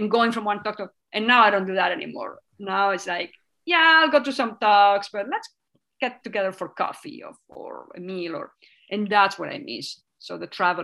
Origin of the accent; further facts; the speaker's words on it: Catalonia, Spain; first language Spanish; English is a second language; moved away as an adult; now in Tucson, United States; It's the language that we speak where I grew up.